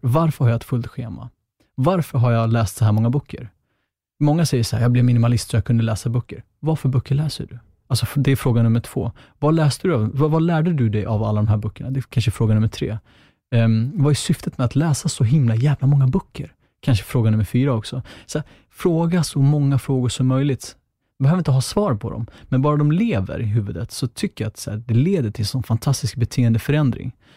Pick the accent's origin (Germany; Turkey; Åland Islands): Turkey; Northern Kurdistan; now in Sweden; där jag kommer ifrån, men jag är ah, kurd-armenier från Kurdistan i, alltså norra Kurdistan i Turkiet